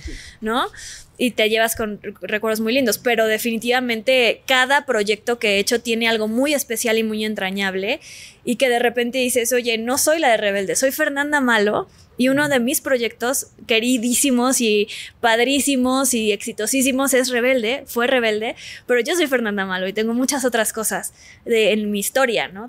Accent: Mexico City, Mexico; also born or lived in Cancún; yo nací en Cancún. Nos, nos, regresamos a la Ciudad de México porque mi papá es de la Ciudad de México. Bueno, nació en, Acapulco por accidente, pero es chilango. Este, regresamos a la Ciudad de México cuando yo tenía como cuatro

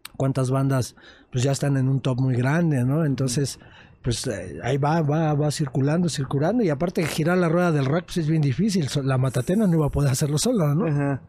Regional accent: Mexico City, Mexico; Nosotros venimos de una zona muy marginada de la Ciudad de México, somos del norte de, de esta ciudad

